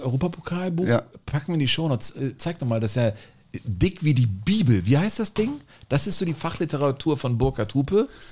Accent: Cologne, North Rhine-Westphalia, Germany; Ich bin auch in Köln geboren

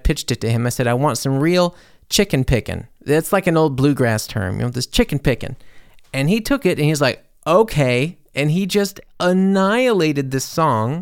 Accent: Mississippi, United States; moved away; also born or lived in Louisiana; I'm from Mississippi. You know, I lived in Louisiana for years. I'm from the South.

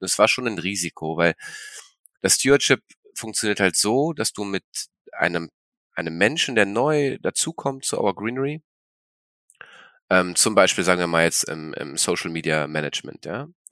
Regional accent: Berlin, Germany; also born or lived in China / Sweden; Ich bin in Berlin geboren, genau, Berlin geboren, ähm, in Kreuzberg groß geworden

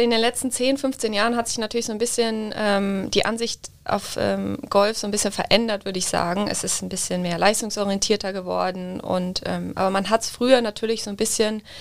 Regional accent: Düsseldorf, North Rhine-Westphalia, Germany; now in Munich, Germany; Also ich bin ja eigentlich aus Düsseldorf

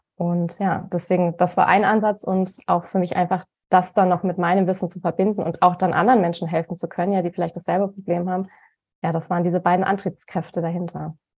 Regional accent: Cologne, North Rhine-Westphalia, Germany; moved away; also born or lived in Bonn / Freiburg / Munich; also ich komme äh, ursprünglich aus Köln

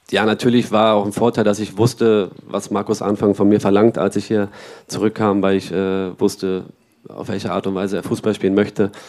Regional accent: Dresden, Saxony, Germany; Und das ist hier, das ist hier in Dresden. ich bin hier aufgewachsen in der Nachwuchsakademie, hinten in der Messe äh, fast alle Nachwuchsmannschaften durchlaufen, von Dynamo und dahin zur Sportschule noch gegangen, also alles irgendwie an einem Fleck.

